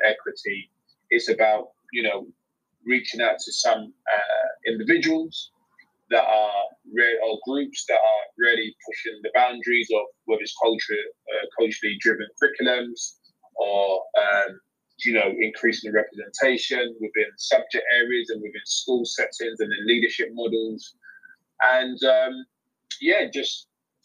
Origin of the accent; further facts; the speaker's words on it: London, United Kingdom; accent: London; my London accent